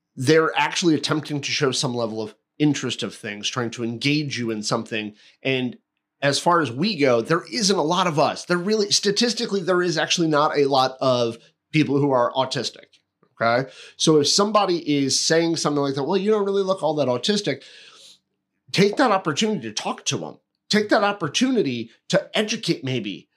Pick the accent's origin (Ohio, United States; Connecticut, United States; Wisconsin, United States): Connecticut, United States; a town I grew up in in Connecticut